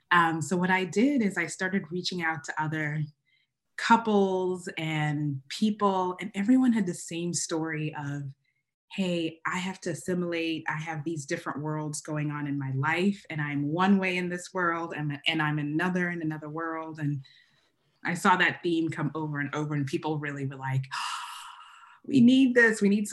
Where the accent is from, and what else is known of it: Uganda; first language Luganda